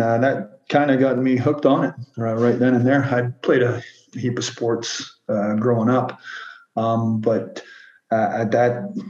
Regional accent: Ontario, Canada; now in Montreal, Canada; the town I grew up in Ontario

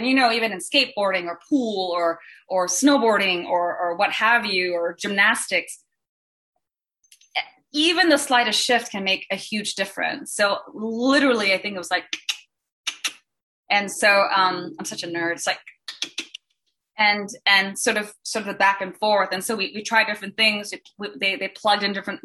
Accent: Singapore; moved away; I'm from Singapore originally

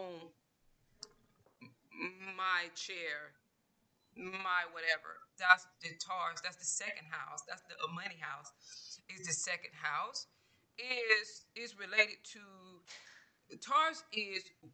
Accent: Georgia, United States; moved away; I'm originally from Georgia

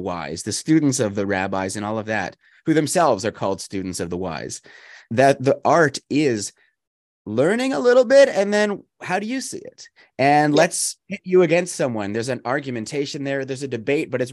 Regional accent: Canada; also born or lived in United States; I'm Canadian, but I'm also American

